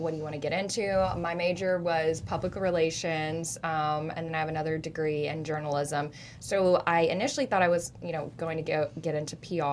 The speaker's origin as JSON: {"language": "English", "region": "the South", "country": "United States", "moved": "as an adult", "lives_now": "Seattle, United States", "said": "I'm from the South"}